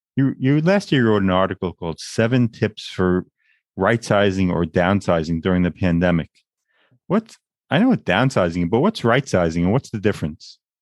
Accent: Long Island, New York, United States; moved away as an adult; also born or lived in Freeport, New York; now in Brooklyn, United States; Born and raised in Long Island, New York, a place I've always wanted to leave.

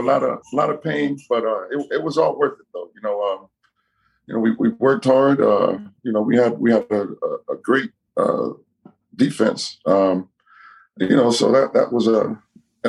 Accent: Fairfax, Virginia, United States; my home where I grew up in Fairfax, Virginia, Northern Virginia, close to DC.

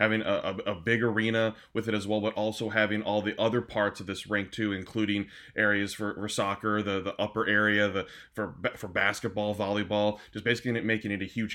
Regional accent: Michigan, United States; moved away; I'm originally from Michigan

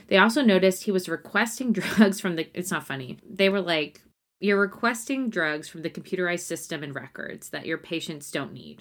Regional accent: Nacogdoches, Texas, United States; I'm from Nacogdoches.

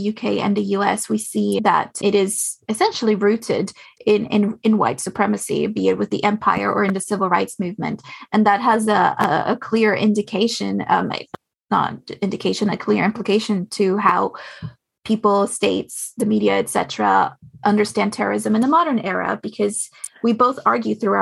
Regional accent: Austria; moved away; I grew up in Austria

